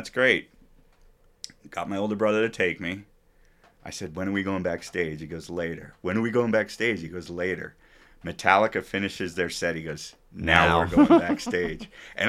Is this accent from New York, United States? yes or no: yes; New York City, New York, United States; born there; I was born in New York City.